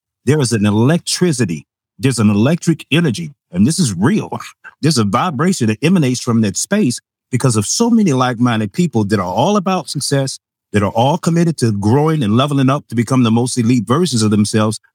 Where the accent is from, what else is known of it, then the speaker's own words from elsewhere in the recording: Chicago, Illinois, United States; I'm from Chicago